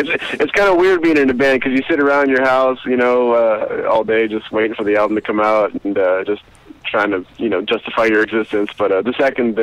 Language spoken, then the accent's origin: English; later Midland-Odessa area, South Texas, United States; also born or lived in San Antonio, Texas; now in Austin, United States; I grew up in South Texas. Kind of, I was born in San Antonio, and I grew up about 20 miles south of there in Italia.